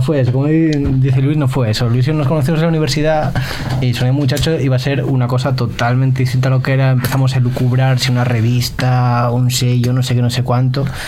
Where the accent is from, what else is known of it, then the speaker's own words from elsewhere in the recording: Asturias, Spain; yo que soy asturiano